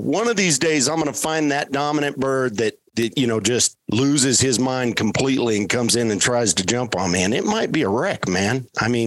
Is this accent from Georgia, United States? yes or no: no; Colorado, United States; I grew up here in Colorado